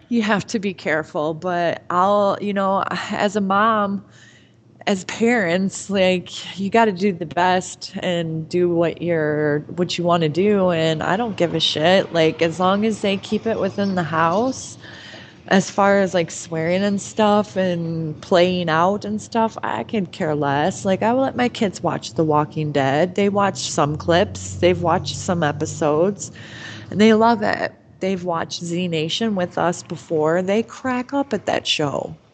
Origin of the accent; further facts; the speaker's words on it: near Livonia, Michigan, United States; It wasn't even 10 miles from my house and I had no clue that Eminem or Jake Gyllenhaal were within the vicinity of my hometown